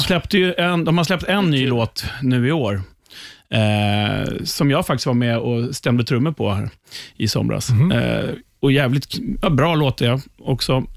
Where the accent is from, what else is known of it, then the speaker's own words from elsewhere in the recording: Upplands Väsby, Stockholm County, Sweden; jag var där med lite gamla Väsbykompisar för vi är ju från Väsby